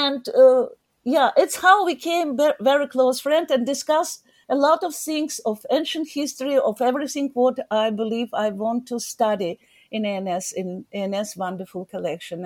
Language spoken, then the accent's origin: English; Odesa, Odesa Oblast, Ukraine; English is a second language; moved away as an adult; also born or lived in Pennsylvania, United States; now in United States; I was born in Odessa and was curator in Odessa Archaeological Museum